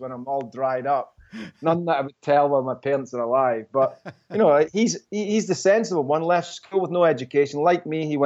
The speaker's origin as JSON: {"language": "English", "region": "Scotland", "country": "United Kingdom", "moved": "yes", "lives_now": "New York, United States", "said": "I'm Scottish"}